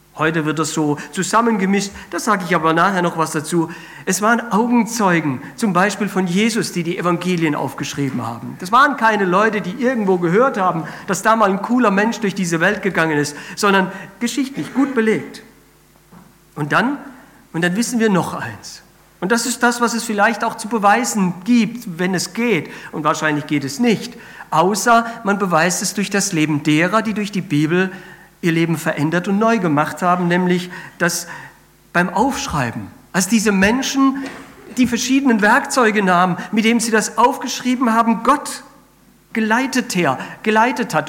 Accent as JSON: {"language": "German", "country": "Spain", "tie": "born or raised there", "moved": "yes", "said": "ich bin ja in Spanien aufgewachsen"}